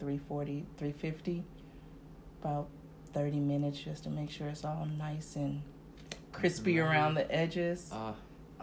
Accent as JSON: {"language": "English", "area": "Inland Empire, San Bernardino County", "region": "California", "country": "United States", "said": "I'm from Inland Empire, so San Bernardino County area"}